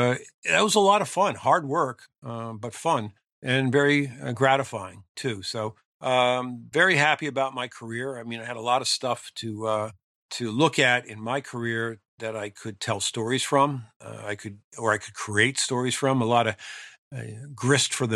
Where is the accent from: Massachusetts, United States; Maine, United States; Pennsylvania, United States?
Pennsylvania, United States; small town outside of Philadelphia; returned to my hometown.